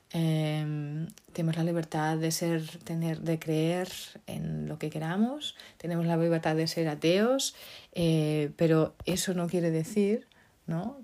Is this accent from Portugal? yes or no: yes; Portugal; moved away; Portugal, mi país, mi tierra natal